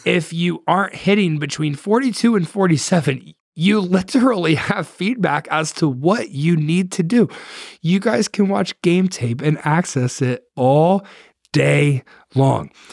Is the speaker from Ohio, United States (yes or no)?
yes; Ohio, United States; I'm from Ohio